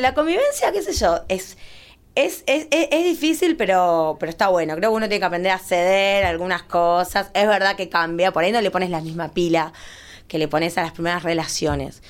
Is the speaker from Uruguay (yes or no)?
yes; Uruguay; moved away; soy uruguaya, me vine a vivir acá hace mucho tiempo